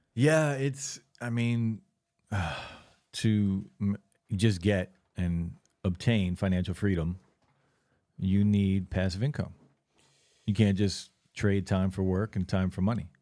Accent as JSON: {"language": "English", "town": "Lakewood", "country": "United States", "tie": "born or raised there", "said": "growing up in Lakewood"}